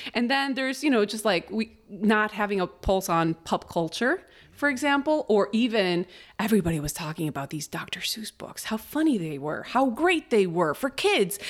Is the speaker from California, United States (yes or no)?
no; Chicago, Illinois, United States; English is a second language; also born or lived in Mexico City, Mexico; I was born in Mexico City. At five years old, my mom meets my dad, my stepdad, and we move to Chicago